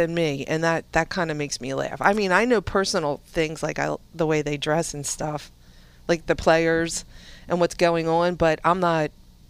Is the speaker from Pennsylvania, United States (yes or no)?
yes; Philadelphia, Pennsylvania, United States; I'm from Southwest Philly.